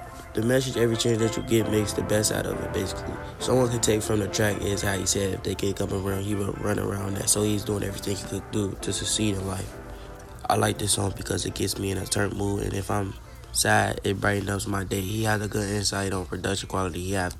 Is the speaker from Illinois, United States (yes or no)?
yes; Chicago, Illinois, United States; Before we get, I would like to tell y'all a little about myself. I'm from Chicago, born and raised on the south side of Inglewood in Chicago.